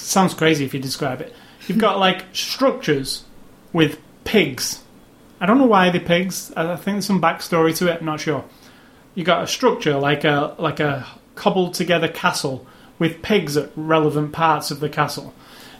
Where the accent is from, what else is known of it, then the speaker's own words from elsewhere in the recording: United Kingdom; I'm British